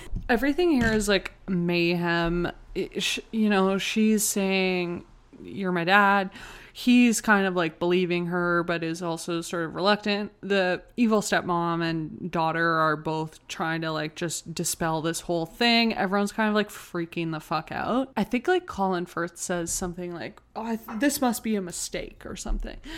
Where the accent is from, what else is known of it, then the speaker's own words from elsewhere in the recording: Canada; We are Canadian